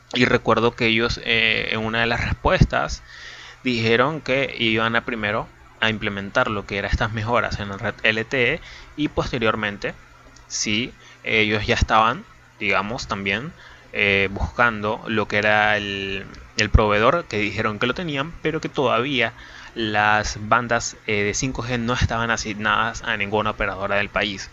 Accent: Venezuela; soy de Venezuela, tengo 21 años

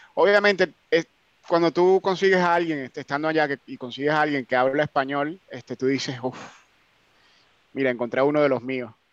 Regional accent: Venezuela; also born or lived in North Carolina; now in United Kingdom; yo soy de Venezuela

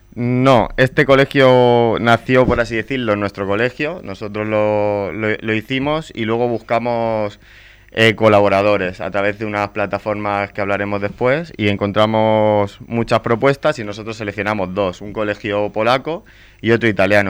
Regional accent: Spain; los maestros españoles

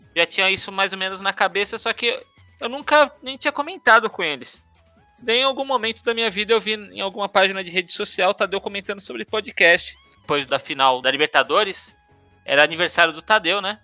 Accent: São Paulo, Brazil; moved away as an adult; now in Brasília, Brazil; a gente cresceu em São Paulo. Eu morei até os 25 anos de idade

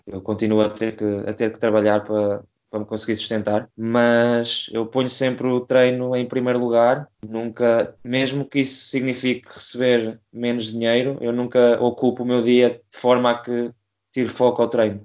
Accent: Coimbra, Centro, Portugal; sou de Coimbra, neste momento tenho 25 anos

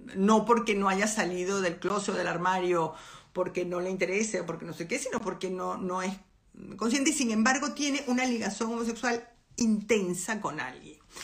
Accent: Venezuela; moved away as an adult; yo soy venezolana

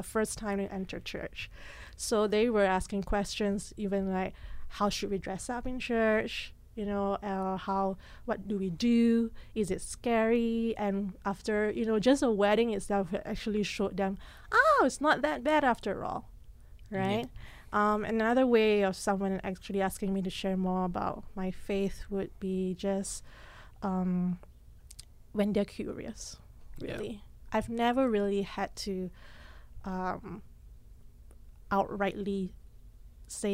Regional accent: Malaysia; moved away as an adult; also born or lived in Singapore; now in Regina, Canada; I lived in Malaysia for 18 years, spent 9 years in Singapore.

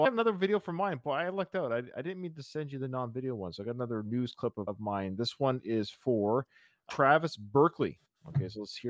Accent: Canada; I, as a Canadian

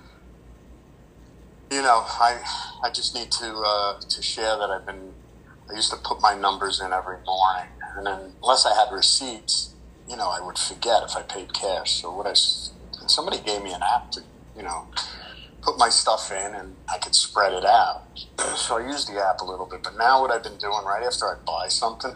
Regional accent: New York, United States; now in Southwest Virginia, United States; my hometown

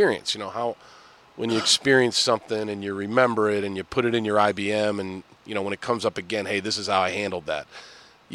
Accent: Boston, Massachusetts, United States; I'm an Irish guy from Boston

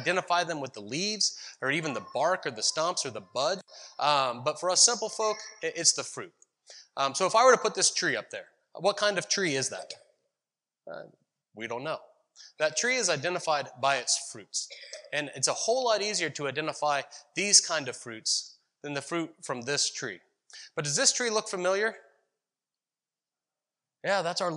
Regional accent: Ohio, United States; now in Visalia, United States; I grew up in Ohio, where our fruit trees were apple trees

